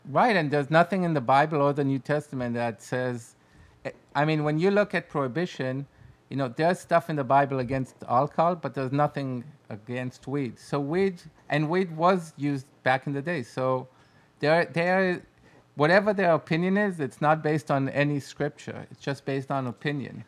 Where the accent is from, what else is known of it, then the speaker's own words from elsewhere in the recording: Israel; English is a second language; we're from Israel